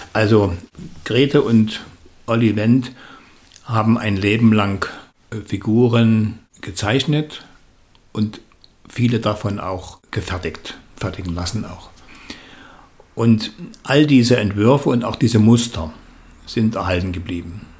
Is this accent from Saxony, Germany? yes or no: yes; Dresden, Saxony, Germany; ich bin in Dresden geboren